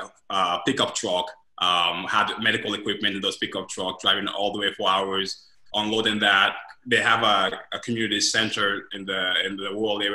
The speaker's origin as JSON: {"language": "English", "country": "Sierra Leone", "also_born_or_lived": "Guinea / Senegal / London, England", "moved": "yes", "lives_now": "Columbus, United States", "said": "I'm originally from Sierra Leone. I left my country because of the Civil War back in 2001, 1999 to be exact"}